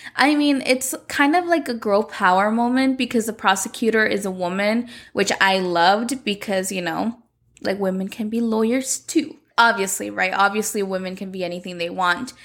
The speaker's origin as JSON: {"language": "English", "town": "Las Vegas", "region": "Nevada", "country": "United States", "tie": "born or raised there", "said": "my hometown of Las Vegas"}